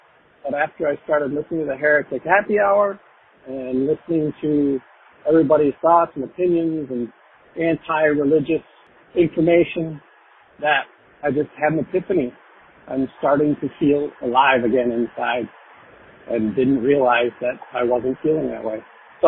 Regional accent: Michigan, United States; I'm from Michigan.

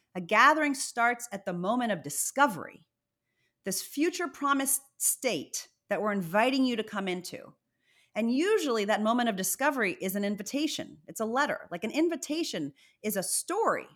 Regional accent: Virginia, United States; also born or lived in Zimbabwe; I was born in Zimbabwe. My mother's Indian, my father's white American, and, uh, we eventually moved to Virginia

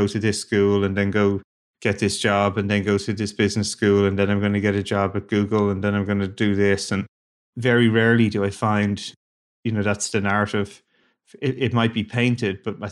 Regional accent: Ireland; moved away; I grew up in Ireland, a small little country

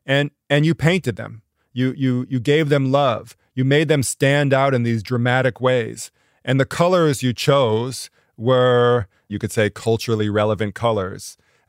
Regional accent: Chicago, Illinois, United States; we grew up on Harold's Chicken in Chicago.

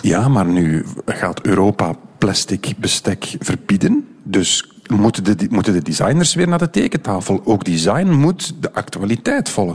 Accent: Belgium; Zijn wij Belgen grote designers?

